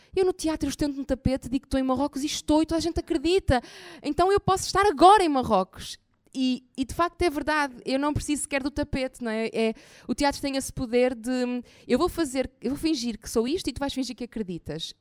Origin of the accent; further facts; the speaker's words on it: Maia, Norte, Portugal; also born or lived in Porto; eu hum, eh, nasci no Porto e depois fui morar para a Maia, pronto, ou seja, uma cidade muito perto do Porto